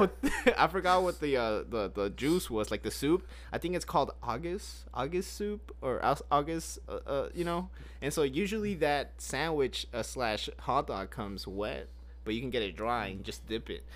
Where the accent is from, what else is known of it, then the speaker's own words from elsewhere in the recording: Grapevine, Texas, United States; I was born in Grapevine